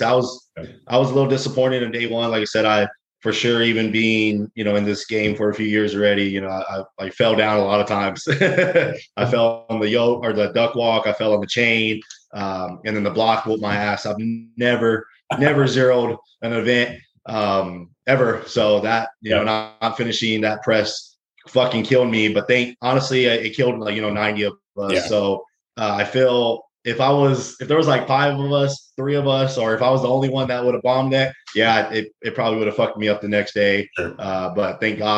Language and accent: English; Texas, United States; I'm from Texas, so it's fucking hot as hell down here.